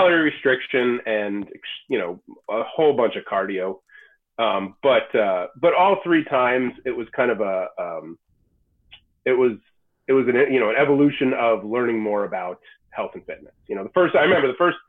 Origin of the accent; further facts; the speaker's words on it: New York, United States; moved away as an adult; now in Massachusetts, United States; I grew up in New York, but I've been here for close to 20 years